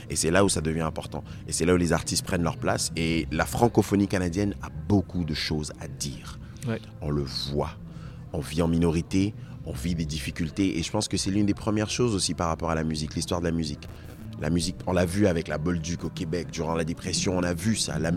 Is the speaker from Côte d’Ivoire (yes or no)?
yes; Côte d’Ivoire; born there; Je suis né en Côte d'Ivoire. Mes parents sont de Togo. J'ai vécu sur trois continents.